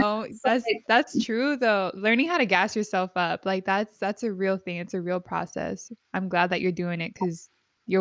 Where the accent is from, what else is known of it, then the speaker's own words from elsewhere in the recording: San Diego, California, United States; I grew up in San Diego.